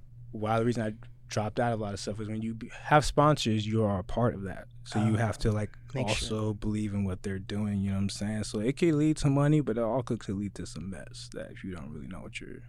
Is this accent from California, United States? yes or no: no; Spanaway, Washington, United States; And I'm from Spanaway, so I always knew I was never really gonna make it because I'm from Spanaway.